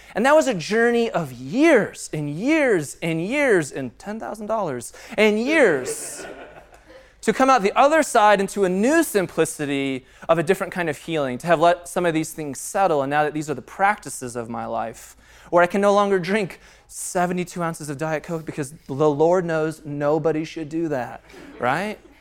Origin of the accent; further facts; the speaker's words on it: Castle Pines, Colorado, United States; I grew up in Castle Pines